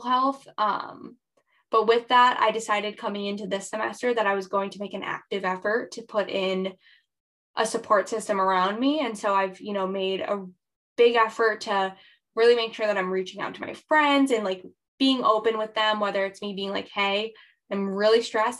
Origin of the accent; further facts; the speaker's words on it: New Hampshire, United States; I am originally from New Hampshire in the United States.